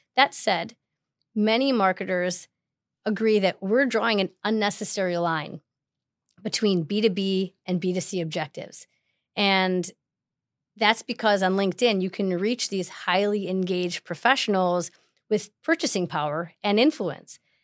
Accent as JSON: {"language": "English", "town": "Chicago", "region": "Illinois", "country": "United States", "tie": "born or raised there", "also_born_or_lived": "Manhattan, New York", "moved": "as an adult", "lives_now": "New York, United States", "said": "I have grown up, born and raised in Chicago"}